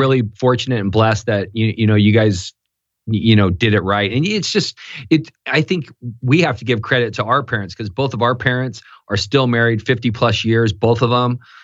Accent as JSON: {"language": "English", "town": "Newport Beach", "region": "California", "country": "United States", "tie": "born or raised there", "said": "I grew up in Newport Beach, California"}